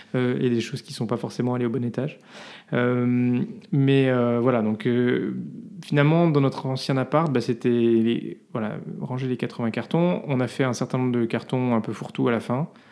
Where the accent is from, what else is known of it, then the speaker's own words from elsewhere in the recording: France; now in Belgium; on est français